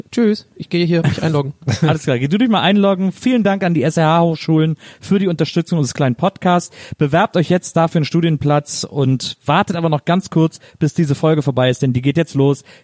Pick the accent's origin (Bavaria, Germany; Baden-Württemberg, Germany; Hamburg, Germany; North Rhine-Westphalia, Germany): North Rhine-Westphalia, Germany; Cologne; Ich weiß, als Kölner kann ich ja sagen, dass, dass Leute immer mögen, wenn man ihren Dialekt so nachmacht, wenn man den nicht so richtig kann.